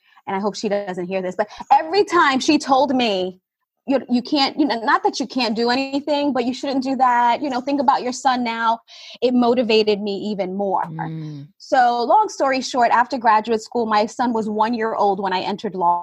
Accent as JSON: {"language": "English", "town": "New York City", "region": "New York", "country": "United States", "tie": "born or raised there", "said": "I grew up in Brooklyn, New York"}